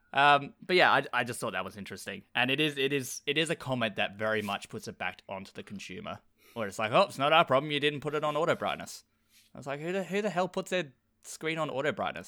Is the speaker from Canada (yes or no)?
no; Australia; I'm Australian.